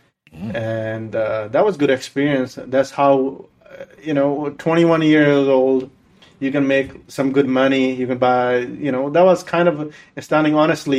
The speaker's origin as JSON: {"language": "English", "country": "India", "second_language": "English", "moved": "yes", "lives_now": "Sacramento, United States", "said": "I'm from Sacramento, and I went to school here and a little college, some college, you can say that."}